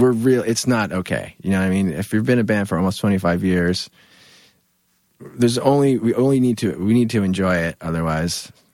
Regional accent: New Jersey, United States; I'm from New Jersey

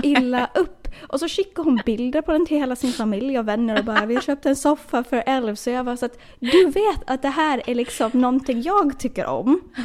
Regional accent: Åland Islands; now in United States; Förra året så var jag hemma på Åland

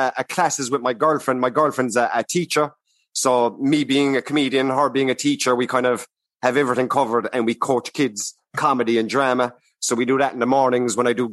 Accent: Cork, Munster, Ireland; accent: Cork / south of Ireland; My accent then is more south

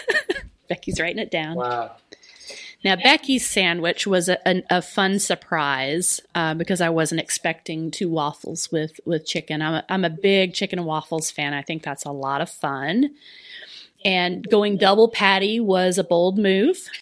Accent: the South, United States; I'm from the South

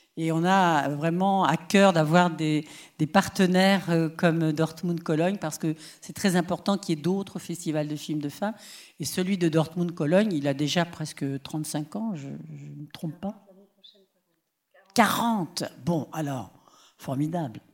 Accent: Paris, Île-de-France, France; chez nous à Paris

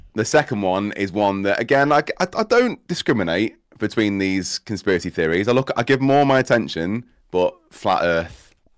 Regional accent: Cheshire, North West England, United Kingdom; also born or lived in Midlands; I say I'm from Cheshire. I'll just go with Cheshire 'cause I was born here in the Midlands

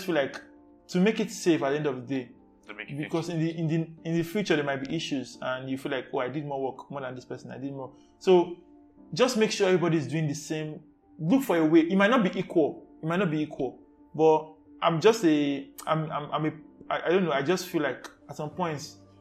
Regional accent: Lagos, Nigeria; I was born and brought up in Ajegunle

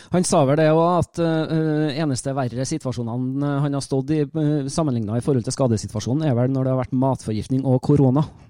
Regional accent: Trøndelag, Norway; accent: Trøndersk; jeg snakker trøndersk

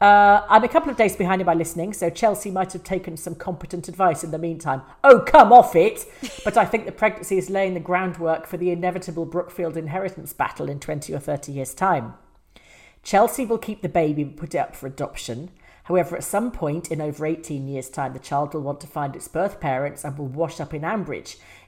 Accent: New Zealand; But I'm from New Zealand and wanted you to know that your reach is all the way down to south in the Antipodes, or at least the Kiwi part.

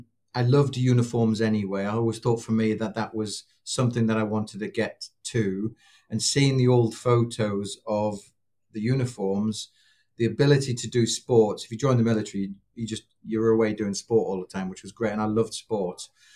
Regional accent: Newcastle, North East England, United Kingdom; also born or lived in London; So I grew up mainly in Newcastle. So born in London, parents were in the military. So we traveled around a bit. And most of my memories from 4 till I was 13 were probably Newcastle.

